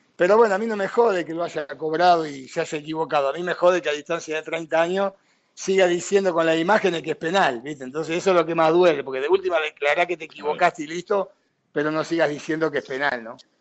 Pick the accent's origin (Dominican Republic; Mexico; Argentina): Argentina; moved away as an adult